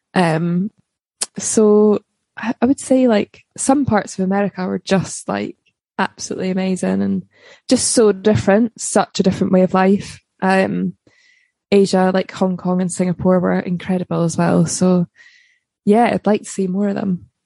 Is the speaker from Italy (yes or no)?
no; Livingston, Scotland, United Kingdom; also born or lived in Balerno, Scotland; I was brought up in Scotland originally in a place called Livingston